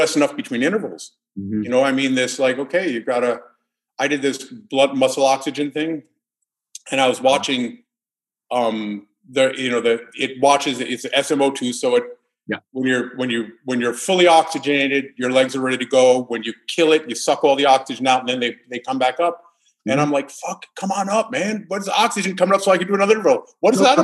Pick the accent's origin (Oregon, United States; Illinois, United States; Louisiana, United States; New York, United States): New York, United States; New York City; I grew up in New York City